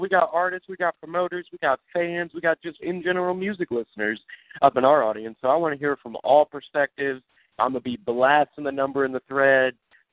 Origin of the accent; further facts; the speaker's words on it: Kansas City, United States; that's where I'm from